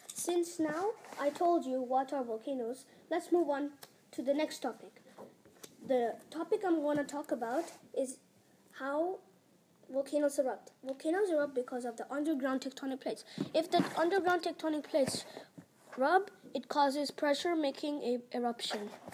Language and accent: English; India; now in Utrecht, Netherlands; I'm from India, and the school I am in is called the ISU, stand for International School Utrecht